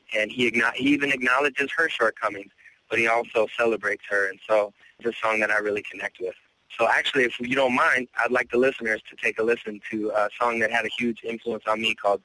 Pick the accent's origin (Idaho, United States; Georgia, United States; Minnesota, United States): Minnesota, United States; Minneapolis; also born or lived in Spokane, Washington; I grew up in the inner city in Minneapolis